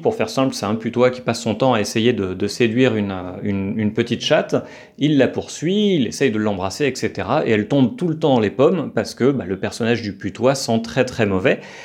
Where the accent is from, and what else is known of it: France; accent: French; moved away; also born or lived in Colombia